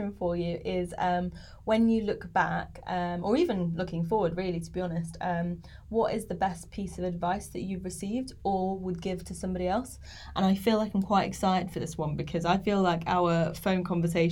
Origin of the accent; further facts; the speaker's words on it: Nottinghamshire, East Midlands, United Kingdom; moved away; I'm from Nottinghamshire originally